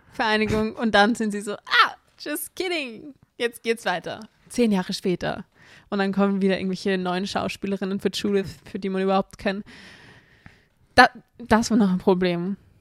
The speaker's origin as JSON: {"language": "German", "country": "Austria", "said": "bei uns in Österreich"}